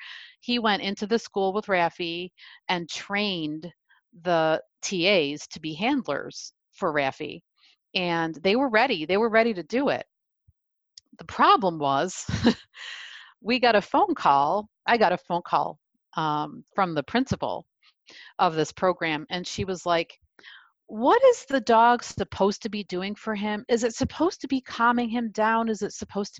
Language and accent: English; New York, United States; I'm from New York